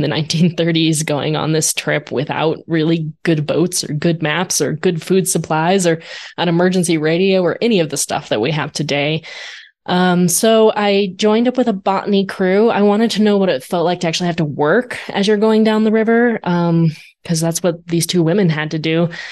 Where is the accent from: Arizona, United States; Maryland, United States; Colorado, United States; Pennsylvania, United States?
Arizona, United States; I grew up in Arizona.